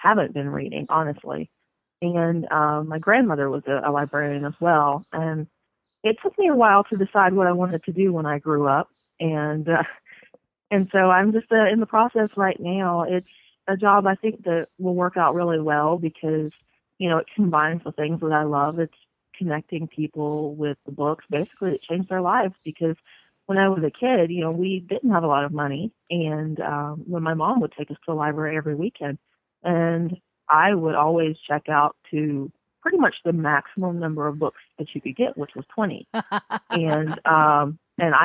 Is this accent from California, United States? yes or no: no; North Florida, United States; moved away as an adult; I grew up in North Florida in the panhandle, right, you know, along the coast